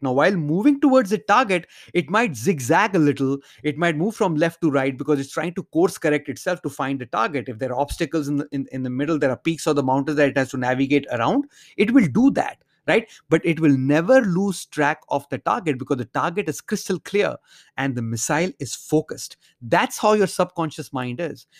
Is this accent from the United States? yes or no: no; India; growing up in India